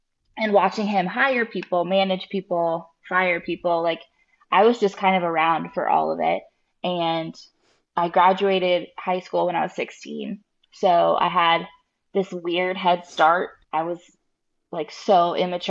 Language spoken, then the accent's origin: English; Jacksonville, Florida, United States; I grew up here in Jacksonville